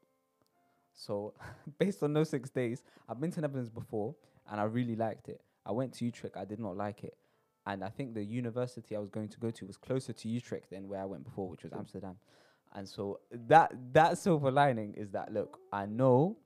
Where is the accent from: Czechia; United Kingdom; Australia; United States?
United Kingdom; London; born or raised there